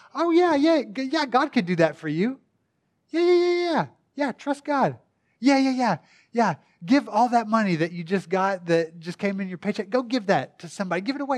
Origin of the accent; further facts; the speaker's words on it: Tishomingo, Oklahoma, United States; also born or lived in Durant, Oklahoma; I'm from Durant, not a big city necessarily. Tishomingo, if you wanna get really specific